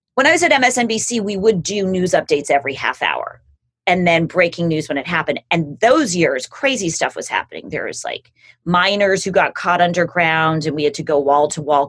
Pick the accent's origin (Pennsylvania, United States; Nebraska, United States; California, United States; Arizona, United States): California, United States; Los Angeles; I grew up in Los Angeles with a family that like cared about public service